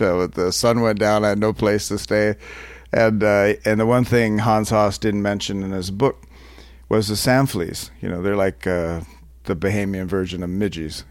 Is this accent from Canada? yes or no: yes; Canada; I'm not American, by the way, I'm Canadian